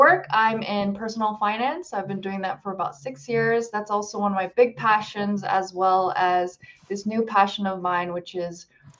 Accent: Seoul, South Korea; now in Boston, United States; Like Dana was saying, I'm in Boston right now. Originally, I'm from Seoul, South Korea. And I got married here. I'll be living here for a little bit.

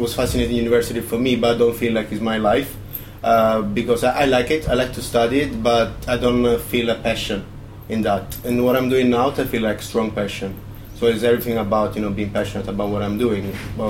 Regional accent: Naples, Campania, Italy; English is a second language; moved away as an adult; now in London, United Kingdom; I'm from Napoli, south of Italy.

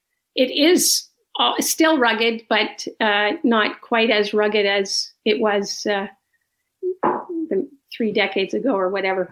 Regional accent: Ottawa, Ontario, Canada; I'm from Ottawa, grew up here, and have lived in other places and returned to live in Ottawa, which is just a wonderful place to live. I come from a very active, adventurous family

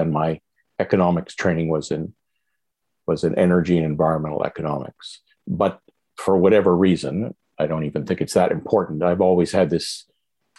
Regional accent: Montreal, Quebec, Canada; I grew up in Montreal

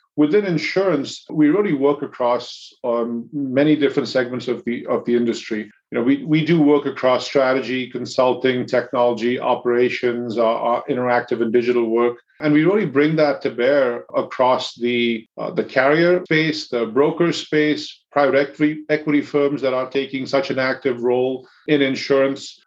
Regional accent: India; now in United States; I grew up in in India

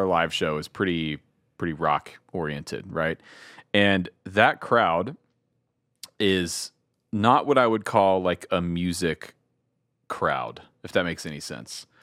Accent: Georgia, United States; I grew up in Georgia

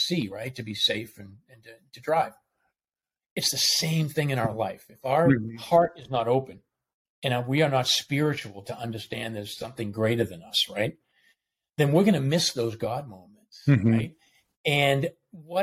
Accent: Boston, Massachusetts, United States; moved away as an adult; now in Atlanta, United States; I grew up in Boston. I was Boston Catholic

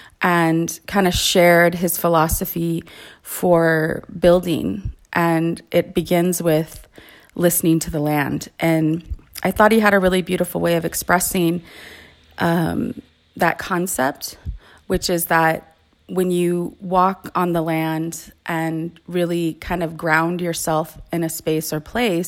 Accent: California, United States; And I am Ipai from the Ipai Nation of Santa Isabel, and also Yo'em, which is Yaqui.

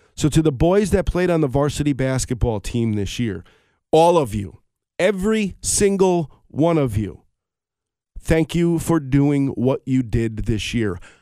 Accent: Colonie, New York, United States; My hometown of Colony, New York, which is actually where I reside

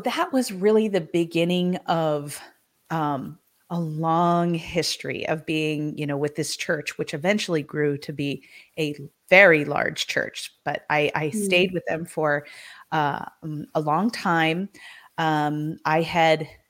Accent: San Diego, California, United States; also born or lived in East Coast; So we moved from the East Coast back to San Diego, where most of my family was from originally. My parents were from there originally. So we kind of came back and settled here. By that time, I was in junior high

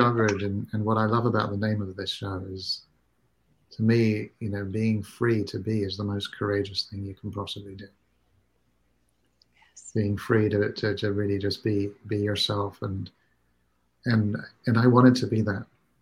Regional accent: Singapore; I grew up in a culture, I grew up in Singapore

